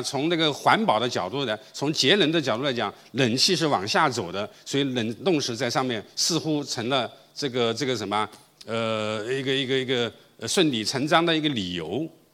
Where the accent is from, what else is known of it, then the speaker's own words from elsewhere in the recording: China; also born or lived in Guangzhou; 我们中国人